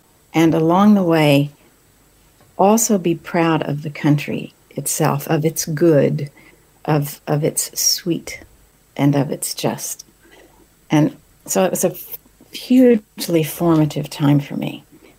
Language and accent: English; New Mexico, United States; also born or lived in Texas; I was raised in New Mexico, this stunning part of the world